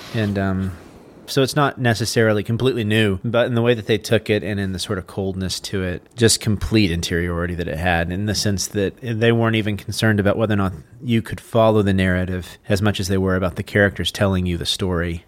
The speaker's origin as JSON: {"language": "English", "region": "Texas", "country": "United States", "said": "I'm from Texas"}